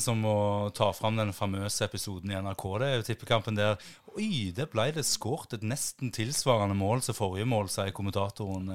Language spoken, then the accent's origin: Norwegian; Jæren, Rogaland, Norway; jeg verdens stolteste for at jeg er fra Jæren